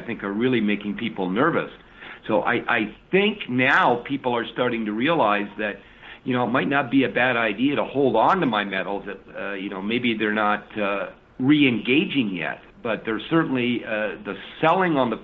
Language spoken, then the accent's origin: English; Canada; now in United States; I'm now an American resident, so I'm not doing this by and sort of waving the Canadian flag